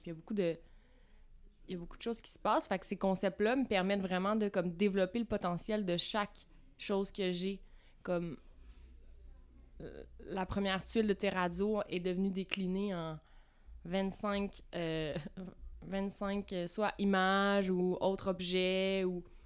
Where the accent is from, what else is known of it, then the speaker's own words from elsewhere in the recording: Vaudreuil-Dorion, Quebec, Canada; now in Montreal, Canada; Je viens dans le coin de Vaudreuil-Dorion